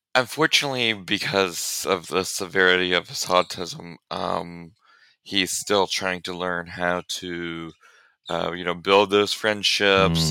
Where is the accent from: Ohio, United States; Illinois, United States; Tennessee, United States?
Illinois, United States; central; moved away as an adult; now in Conway, United States; I'm actually originally from Illinois, uh, central Illinois area